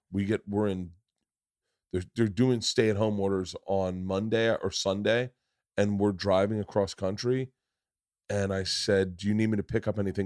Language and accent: English; Florida, United States; I grew up in Florida